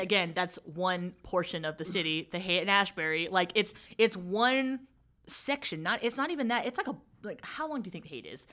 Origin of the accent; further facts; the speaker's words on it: San Francisco, California, United States; grew up in San Francisco, from San Francisco, born and raised